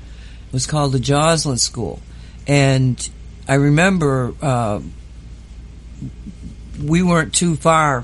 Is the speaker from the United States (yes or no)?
yes; Oxford, Massachusetts, United States; born or raised there; moved away